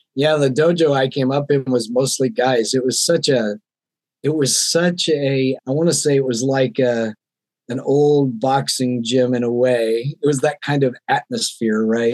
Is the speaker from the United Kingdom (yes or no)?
no; the South, United States; now in Seattle, United States; I grew up in the South in the Bible Belt where gender roles were very defined